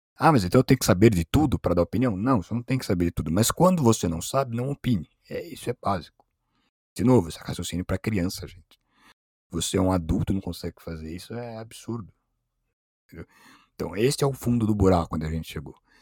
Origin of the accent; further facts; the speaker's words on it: São Paulo, Brazil; nem sou de lá, sou de São Paulo